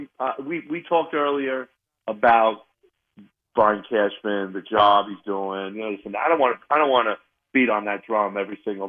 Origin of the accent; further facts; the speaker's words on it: Stony Brook, New York, United States; now in Coconut Creek, United States; I'm originally from Stony Brook, Long Island. I grew up in Stony Brook.